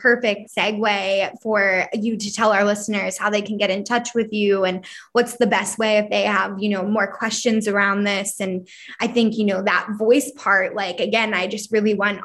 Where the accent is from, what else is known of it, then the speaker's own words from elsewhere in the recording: Philadelphia, Pennsylvania, United States; growing up where I grow up, like I'm from Philadelphia